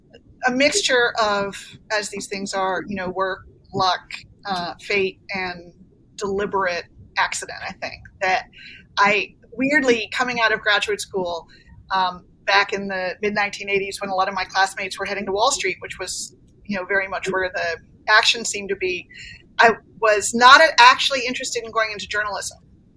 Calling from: Stamford, Connecticut, United States; Stamford, Connecticut, where I have been in, you know, our pandemic lockdown.

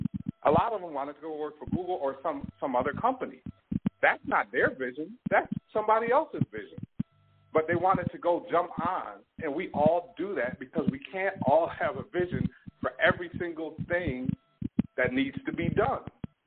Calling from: Toronto, Ontario, Canada

